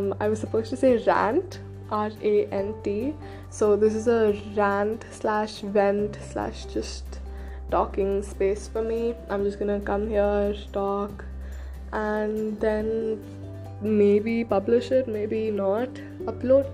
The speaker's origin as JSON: {"language": "English", "country": "India", "first_language": "Hindi", "second_language": "English", "said": "Yes, I am Indian"}